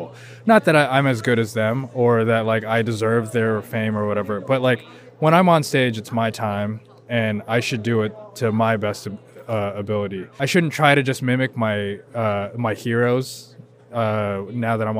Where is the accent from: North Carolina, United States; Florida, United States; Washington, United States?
Washington, United States; Seattle; moved away as an adult; now in New York, United States; I'm from Seattle